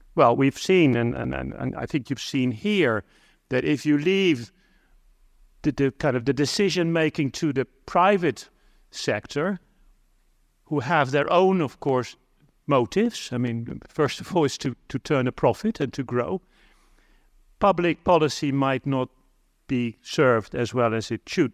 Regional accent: Netherlands; I'm from the Netherlands

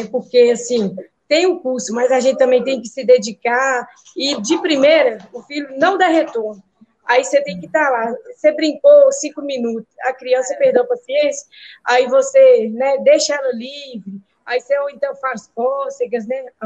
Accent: Minas Gerais, Brazil; de Minas Gerais.

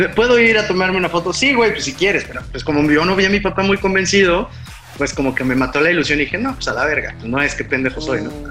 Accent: Puebla, Mexico; como buen eh, poblano

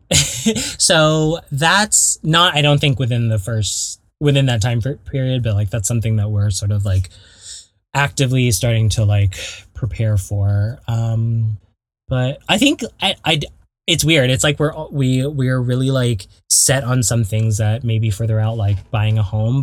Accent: Belmont, California, United States; also born or lived in Torrance, California / Garden Grove, California; growing up in the Bay Area

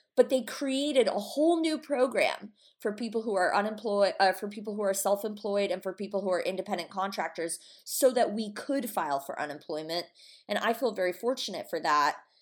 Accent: Atlanta, Georgia, United States; now in Los Angeles, United States; we're from Atlanta.

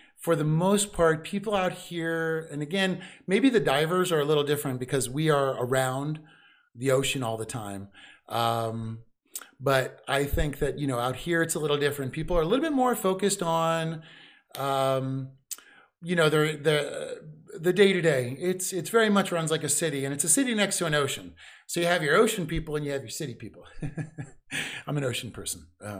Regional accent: East Coast, United States; I'm from the East Coast.

